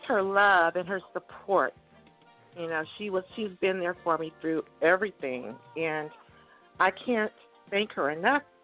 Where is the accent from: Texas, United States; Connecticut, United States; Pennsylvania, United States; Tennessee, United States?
Texas, United States; Cameron; also born or lived in California; I grew up. I was born in Cameron, Texas, and we lived in Texas